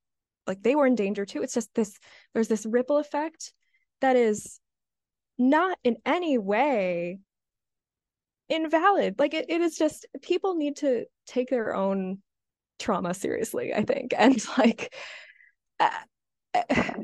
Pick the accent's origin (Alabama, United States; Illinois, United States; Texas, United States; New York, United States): Illinois, United States; Highland Park; now in Evanston, United States; I currently live in Evanston, Illinois, but I'm from Highland Park